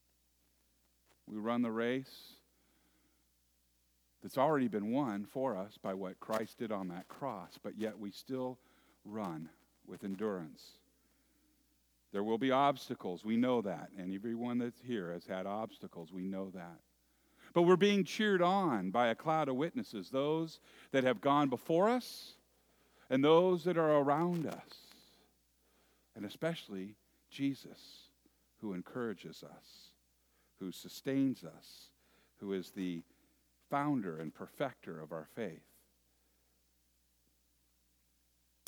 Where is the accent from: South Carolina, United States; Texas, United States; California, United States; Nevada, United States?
California, United States; Moraga; When I was a little boy, growing up in the San Francisco East Bay area in a little town